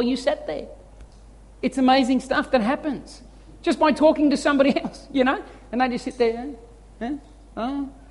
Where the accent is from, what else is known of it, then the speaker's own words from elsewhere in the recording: Australia; We feel like it's weak as Aussie men